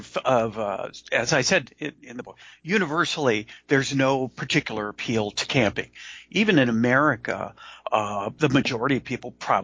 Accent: Los Angeles, California, United States; I grew up in Southern California in Los Angeles area

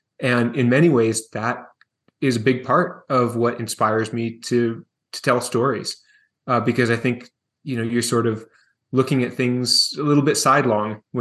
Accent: Seattle, Washington, United States; moved away as an adult; now in Montana, United States; I was born and raised in Seattle, Washington

